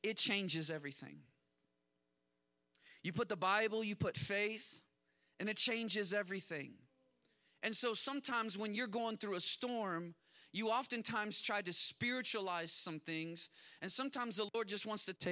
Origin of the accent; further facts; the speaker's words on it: Kansas, United States; I grew up in Kansas, and when I was in third grade, we had a tornado